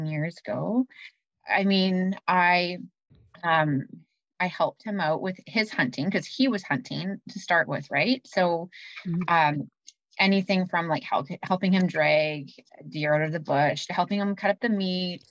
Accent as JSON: {"language": "English", "town": "Winkler", "region": "Manitoba", "country": "Canada", "tie": "born or raised there", "lives_now": "Winnipeg, Canada", "said": "I grew up in Winkler"}